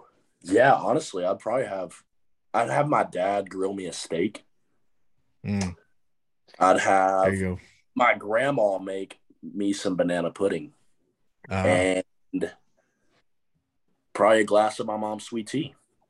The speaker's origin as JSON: {"language": "English", "town": "Texarkana", "country": "United States", "tie": "born or raised there", "said": "I enjoyed it, you know. My parents have been married for they've been together for 25 years, so that's always been nice. My grandparents live right next to us."}